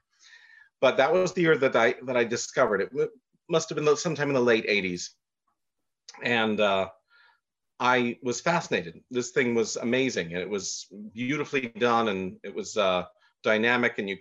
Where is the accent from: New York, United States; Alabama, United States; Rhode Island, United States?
Rhode Island, United States; Jamestown; my hometown of Jamestown, Rhode Island.